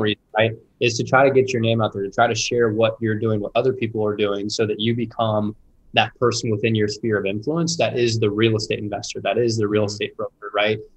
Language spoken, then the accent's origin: English; Indianapolis, Indiana, United States; I born and raised in Indianapolis